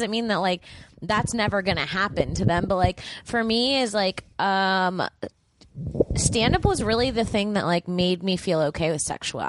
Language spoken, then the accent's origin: English; Florida, United States; moved away as an adult; now in Los Angeles, United States; back home, like, in Florida